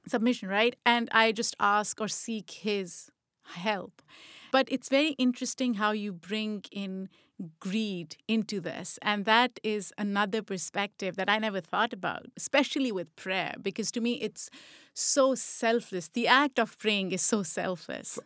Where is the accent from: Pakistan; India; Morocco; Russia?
Pakistan; Lahore, Punjab; also born or lived in Rawalpindi; Lahore, where I grew up